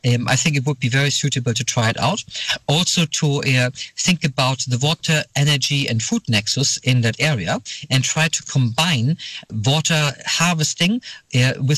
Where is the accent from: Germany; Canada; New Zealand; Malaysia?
Germany; also born or lived in Lund, Sweden / Manchester, United Kingdom / Johannesburg, South Africa; now in Sweden; Originally, I come from Germany.